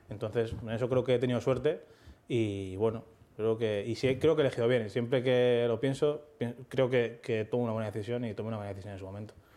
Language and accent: Spanish; Leganés, Community of Madrid, Spain; tengo 13 años, no sé qué, soy de Leganés